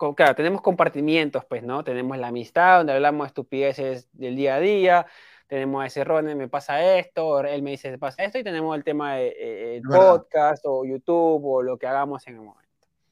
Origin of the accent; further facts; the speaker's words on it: Peru; yo soy peruano